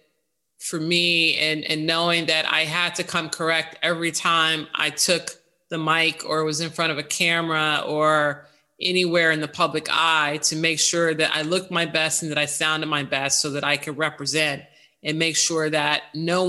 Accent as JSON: {"language": "English", "town": "Chicago", "region": "Illinois", "country": "United States", "tie": "born or raised there", "moved": "yes", "lives_now": "New York City, United States", "said": "one that I grew up in Chicago."}